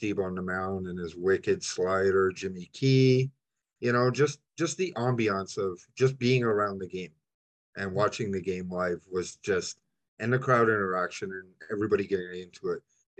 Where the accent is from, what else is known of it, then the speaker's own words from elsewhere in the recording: Toronto, Ontario, Canada; I'm from Toronto.